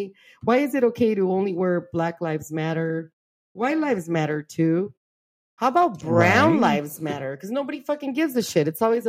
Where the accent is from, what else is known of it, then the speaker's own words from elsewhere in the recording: Los Angeles, California, United States; I'm from East LA, man.